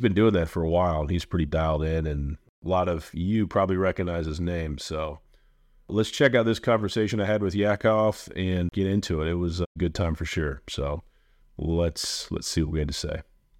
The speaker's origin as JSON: {"language": "English", "region": "Indiana", "country": "United States", "tie": "born or raised there", "said": "So again, I'm from Central Indiana. Way I was raised, work hard, get ahead, play hard, that type of thing"}